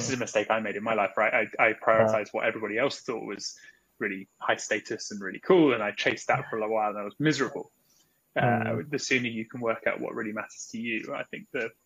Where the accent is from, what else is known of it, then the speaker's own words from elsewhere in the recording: United Kingdom; moved away as an adult; also born or lived in Australia; now in Singapore; I grew up in England, in a sort of suburban town just outside London